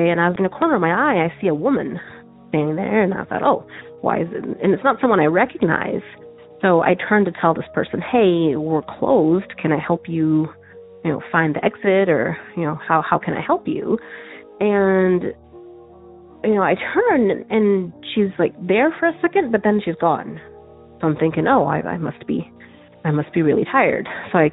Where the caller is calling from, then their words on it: Tucson, Arizona, United States; I'm calling from Tucson, Arizona